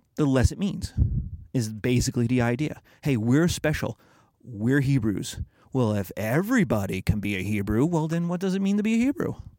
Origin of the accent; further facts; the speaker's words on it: United States; being American